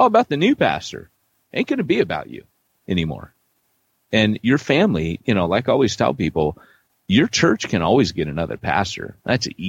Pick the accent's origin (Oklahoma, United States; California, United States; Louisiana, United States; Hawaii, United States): California, United States; Huntington Beach; moved away; also born or lived in Wales; I grew up in Huntington Beach